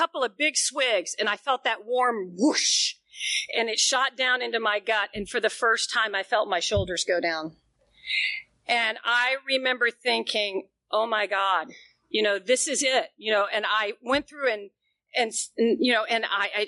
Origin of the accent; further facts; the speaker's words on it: Knoxville, Tennessee, United States; moved away as an adult; also born or lived in Atlanta / New York City; now in Powell, Tennessee, United States; I grew up in Knoxville, Tennessee, right at the foot of the Smoky Mountains